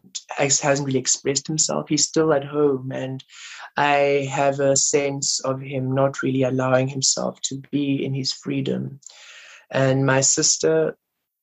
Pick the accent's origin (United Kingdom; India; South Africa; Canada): South Africa; Rustenburg, North West; growing up in Rustenburg, being gay